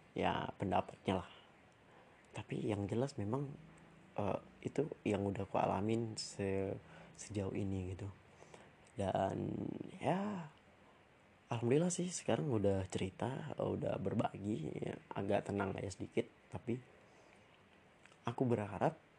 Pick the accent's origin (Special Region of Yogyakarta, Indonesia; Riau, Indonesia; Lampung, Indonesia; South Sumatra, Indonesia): Riau, Indonesia; Pekanbaru; also born or lived in Jakarta; daerah asalku ya, itu di Riau, di Kota Pekanbaru